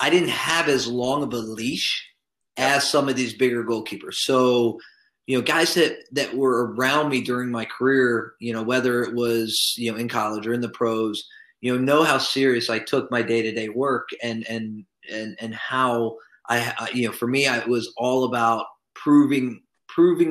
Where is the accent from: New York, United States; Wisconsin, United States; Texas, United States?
New York, United States; being a New Yorker